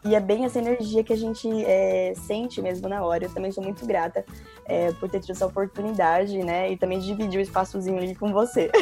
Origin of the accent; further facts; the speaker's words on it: São Paulo, Brazil; moved away as an adult; now in London, United Kingdom; sou de São Paulo